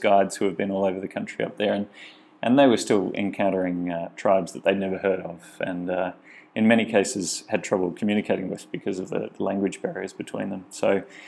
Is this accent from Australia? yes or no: yes; Australia; my home country, Australia